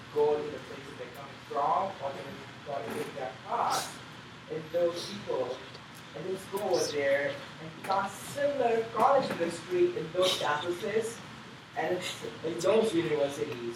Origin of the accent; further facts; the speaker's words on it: India; moved away; But that's my home country